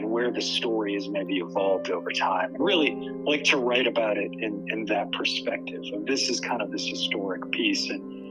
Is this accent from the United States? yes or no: yes; New Orleans, Louisiana, United States; I grew up down in New Orleans